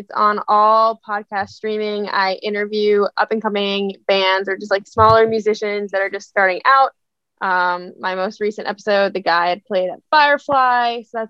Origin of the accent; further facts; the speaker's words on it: Northern New Jersey, United States; also born or lived in Boston; I'm from Northern New Jersey, or as I like to say it, the center of the North. That's where I am from. I went to school in Boston, studied broadcast journalism.